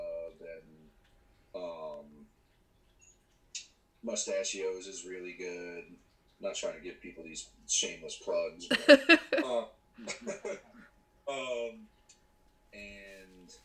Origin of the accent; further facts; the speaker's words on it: Buffalo, New York, United States; moved away as an adult; now in Rochester, United States; growing up in Buffalo and now living in Rochester